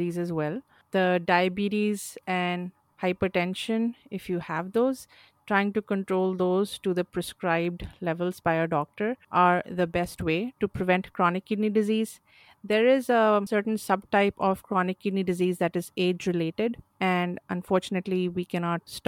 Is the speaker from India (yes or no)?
yes; Chandigarh, India; moved away as an adult; also born or lived in rural Midwest, United States; now in United States; I grew up in India, in the northern city of Chandigarh.